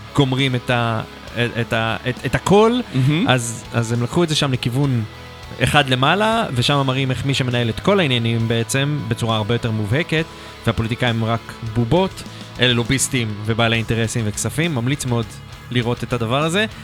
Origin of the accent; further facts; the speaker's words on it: Israel; נולדתי בישראל